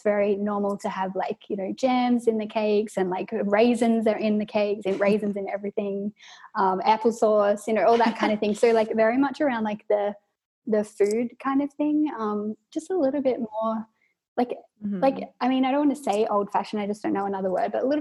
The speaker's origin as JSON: {"language": "English", "country": "Australia", "moved": "as an adult", "lives_now": "Vienna, Austria", "said": "I'm an Australian currently living in Vienna, Austria."}